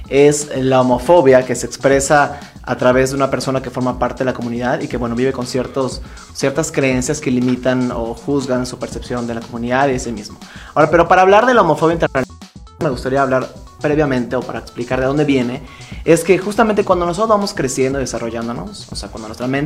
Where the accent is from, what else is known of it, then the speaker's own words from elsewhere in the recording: Mérida, Yucatán, Mexico; now in Mexico City, Mexico; soy originario de Mérida, Yucatán. Y me he dedicado hace ya algún tiempo al tema del activismo LGBT. Eh, en mi tierra natal, ahí en Yucatán. Y desde hace un año ya aquí en la Ciudad de México